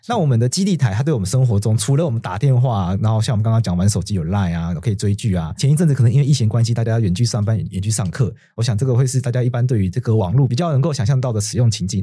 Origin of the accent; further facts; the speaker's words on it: Taitung County, Taiwan; 我们老家在台东嘛